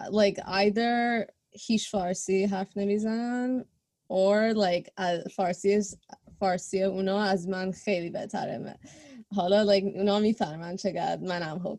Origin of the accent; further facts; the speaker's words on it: United States; born there; I was born in America. My family is from Iran